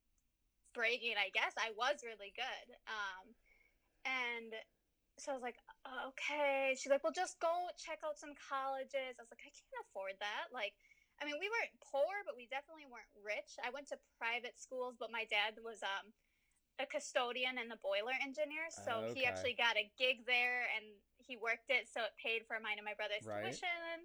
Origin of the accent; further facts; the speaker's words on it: St. Paul, Minnesota, United States; I was born and raised in St. Paul